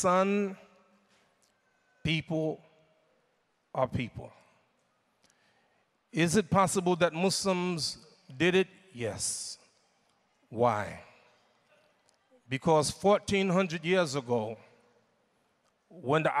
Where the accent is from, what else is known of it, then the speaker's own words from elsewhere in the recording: United States; I'm from United States, America